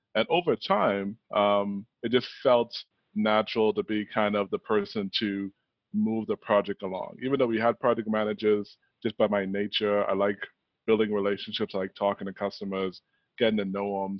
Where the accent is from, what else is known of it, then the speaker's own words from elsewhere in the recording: Bahamas; growing up in the Bahamas